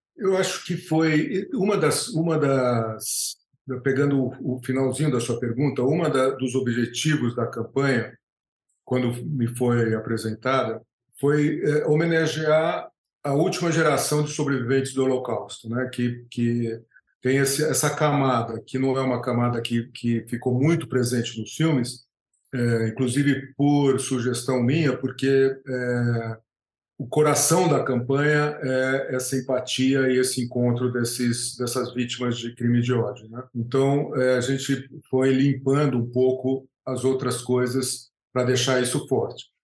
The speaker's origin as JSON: {"language": "Portuguese", "country": "Brazil", "tie": "born or raised there", "said": "sendo brasileiro, é, crescendo, nascido no Brasil, crescendo no Brasil"}